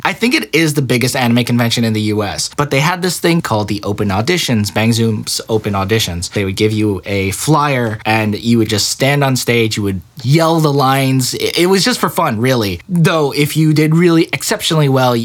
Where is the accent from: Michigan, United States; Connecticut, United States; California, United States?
Connecticut, United States; now in Los Angeles, United States; Especially in Connecticut, where the Filipino community wasn't very big at all.